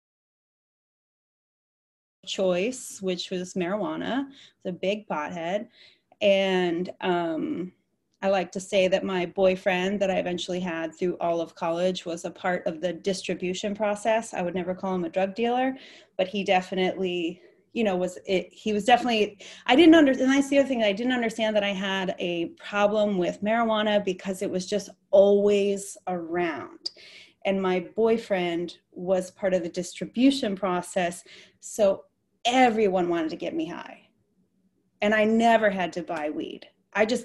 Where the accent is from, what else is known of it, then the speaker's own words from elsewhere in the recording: Michigan, United States; moved away as an adult; I grew up in the Midwest in Michigan